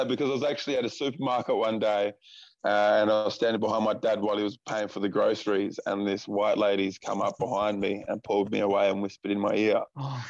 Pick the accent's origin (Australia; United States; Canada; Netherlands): Australia; Port Adelaide, South Australia; Port Adelaide in South Australia. Beautiful, lovely Port Adelaide.